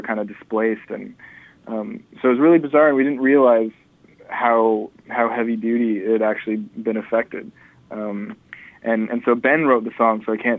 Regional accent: Vancouver, British Columbia, Canada; Most people I know are born and raised in Vancouver. That could be because I kind of have the same friends now that I had in high school.

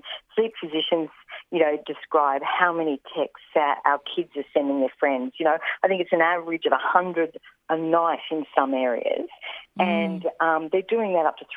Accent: Roma, Queensland, Australia; also born or lived in Dalby; Growing up in Roma and Dolby, there wasn't rowing or tennis or hockey

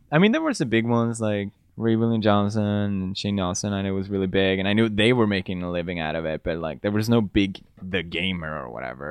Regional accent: Gothenburg, Västra Götaland, Sweden; English is a second language; moved away as an adult; also born or lived in Italy; now in United Kingdom; I grew up in Gothenburg

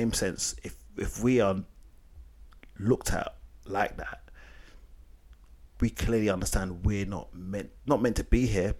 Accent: United Kingdom; My parents wasn't born in Africa. I was born here.

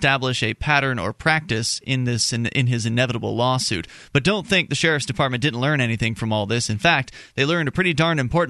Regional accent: Sarasota, Florida, United States; moved away; my hometown of Sarasota, Florida

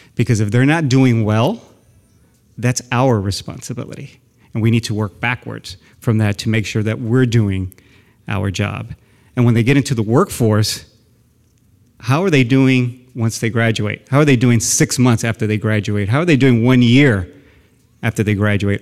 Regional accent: San Antonio, Texas, United States; moved away as an adult; now in Sacramento, United States; I grew up in South San Antonio

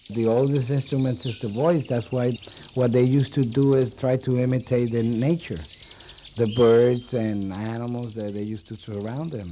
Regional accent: Puerto Rico; we come from Spain, okay? Or, or, or Spain came here

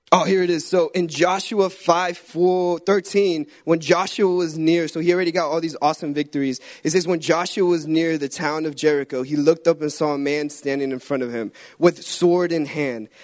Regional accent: Guatemala; moved away; I'm from Guatemala.

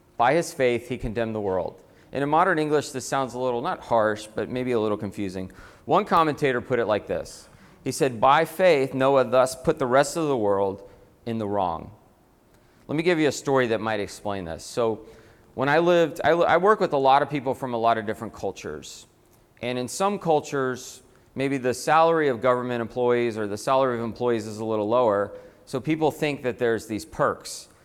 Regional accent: Atlanta, Georgia, United States; moved away as an adult; also born or lived in Boston; I'm from Atlanta

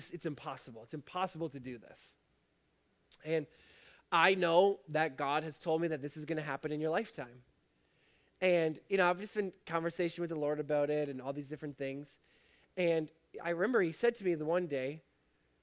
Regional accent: Fort Erie, Ontario, Canada; I'm from Fort Erie

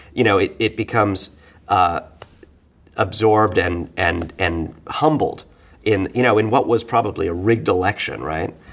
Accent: New York, United States; being a New Yorker, you know, being a bohemian, uh, growing up, you know, well, not religiously Jewish, but in kind of the cultural Jewish hmm. stuff of New York

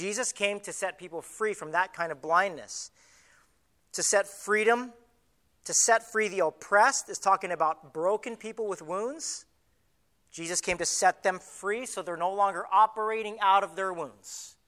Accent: Southern California, United States; moved away as an adult; also born or lived in Hawaii; I was from Southern California, right? Camp Pendleton's right here, right on the coast, right by Richard Nixon's old mansion. And I grew up in the very next city right above

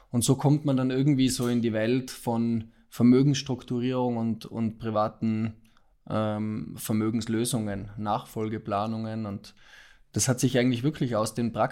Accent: Austria; also born or lived in Milan, Italy; ich habe ursprünglich in Österreich studiert, bin Österreicher, habe dort österreichische Rechtswissenschaften studiert, vier Jahre lang

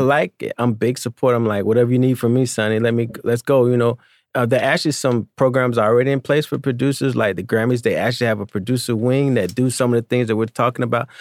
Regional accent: Albany, Georgia, United States; I'm a kid from Albany, Georgia

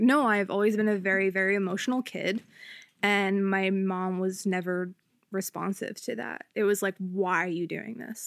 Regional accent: Upper Darby, Pennsylvania, United States; I'm from Upper Darby

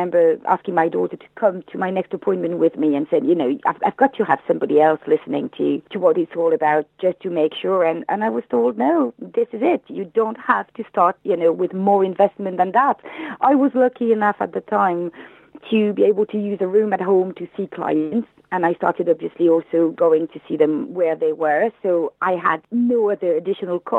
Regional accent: France; English is a second language; moved away as an adult; now in United Kingdom; You may have heard from my accent that I am not English. I moved in the UK 15 years ago from France, where I was a teacher

